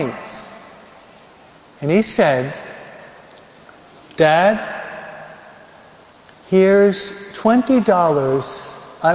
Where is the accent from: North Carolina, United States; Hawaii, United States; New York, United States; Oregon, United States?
New York, United States; I'm a New Yorker. My dad worked on Wall Street.